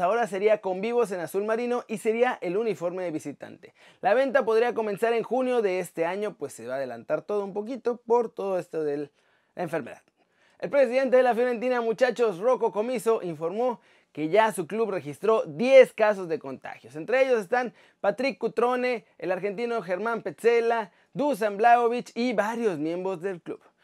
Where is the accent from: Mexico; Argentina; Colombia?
Mexico; now in Spain; el nombre de nuestro país